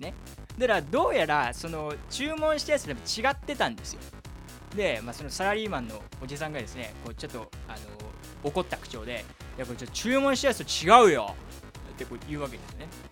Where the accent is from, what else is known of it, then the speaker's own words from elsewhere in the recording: Kyushu, Japan; now in Tokyo, Japan; 僕の地元の九州